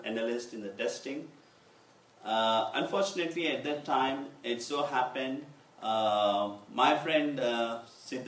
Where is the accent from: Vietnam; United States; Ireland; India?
India; Hyderabad, Telangana; I come from Hyderabad